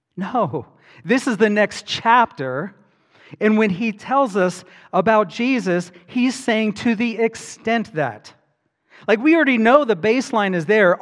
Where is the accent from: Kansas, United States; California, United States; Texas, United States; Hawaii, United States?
Hawaii, United States; I grew up in Hawaii